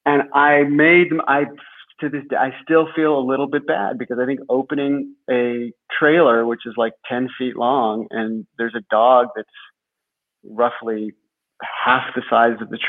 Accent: Los Angeles, California, United States; I'm fourth generation Angeleno

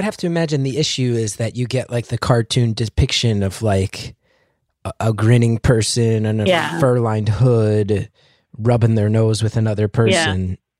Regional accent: West Orange, New Jersey, United States; I'm from West Orange.

